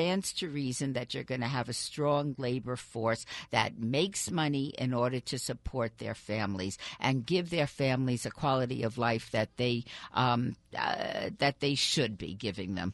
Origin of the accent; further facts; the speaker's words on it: Las Vegas, Nevada, United States; I grew up here. My family moved to Las Vegas quite by serendipity when I was 12 years old